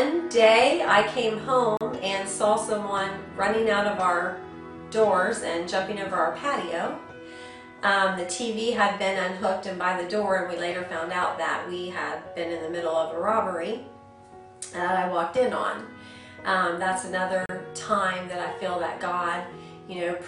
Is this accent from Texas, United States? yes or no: no; Minerva, Ohio, United States; also born or lived in Canton, Ohio; I was born in Canton, and my parents moved us to Minerva